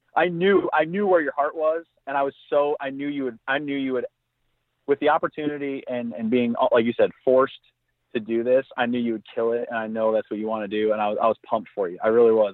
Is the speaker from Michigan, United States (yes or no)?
yes; Southwest Michigan, United States; I grew up in Southwest Michigan